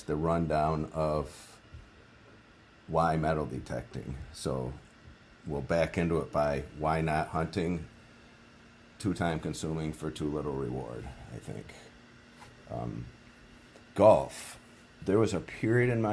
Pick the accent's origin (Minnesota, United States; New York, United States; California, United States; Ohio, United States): New York, United States; Adirondack Mountains, upstate; now in New Hampshire, United States; I grew up in the Adirondack Mountains in upstate New York, and I hunted out there for years